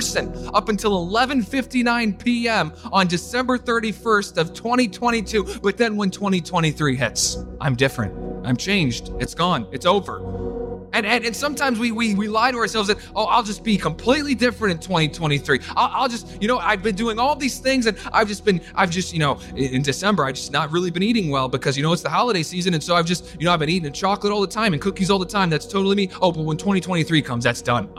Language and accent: English; Winchester, Virginia, United States; moved away; also born or lived in Buffalo; Growing up in my little town of Winchester, Virginia